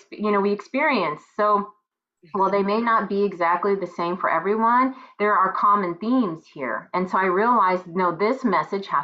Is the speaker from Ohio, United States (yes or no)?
no; Texas, United States; this is my hometown